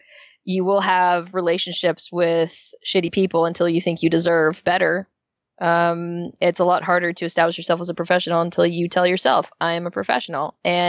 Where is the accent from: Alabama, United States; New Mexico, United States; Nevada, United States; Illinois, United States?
Nevada, United States; Las Vegas; also born or lived in San Diego / Orange County; now in Los Angeles, United States; I'm actually from Las Vegas, so L.A. is colder for me.